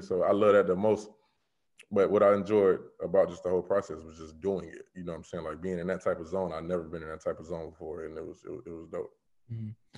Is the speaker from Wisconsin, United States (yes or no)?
no; Florida, United States; being in Florida.